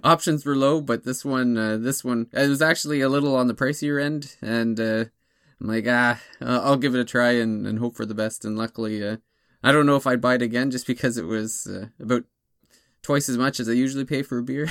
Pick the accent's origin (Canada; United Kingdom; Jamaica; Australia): Canada; near Toronto, Ontario; moved away; my hometown's not far from Toronto